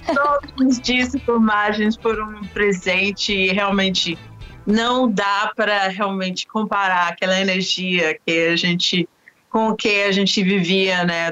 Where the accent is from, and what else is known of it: London, United Kingdom; born or raised there; moved away as an adult; also born or lived in Oxford / Washington, D.C. / Peru